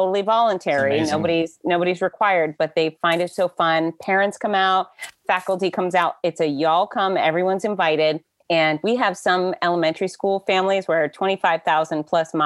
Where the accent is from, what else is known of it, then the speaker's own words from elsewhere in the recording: Florida, United States; I grew up here in Florida, so I'm I'm about 67% redneck.